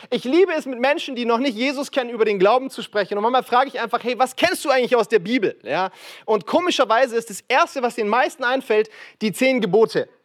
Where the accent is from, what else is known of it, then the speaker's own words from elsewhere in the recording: Frankfurt, Hesse, Germany; Aber ich komme aus Frankfurt und sorry für diesen Lokalpatriotismus, aber ich behaupte, wir bauen die besten Häuser in Deutschland, ja?